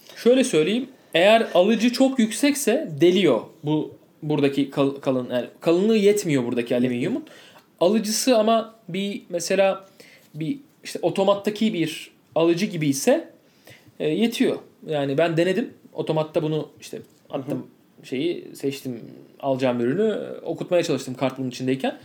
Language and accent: Turkish; Turkey; ben Türk'üm